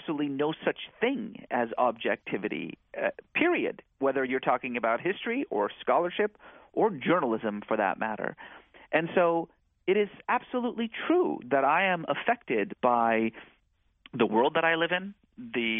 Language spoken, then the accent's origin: English; California, United States; also born or lived in Iran; we settled in the United States. And growing up in California in the 1980s